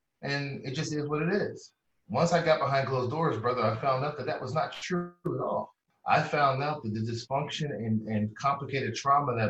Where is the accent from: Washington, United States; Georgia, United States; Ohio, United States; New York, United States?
Ohio, United States; Columbus; I come from Columbus, Ohio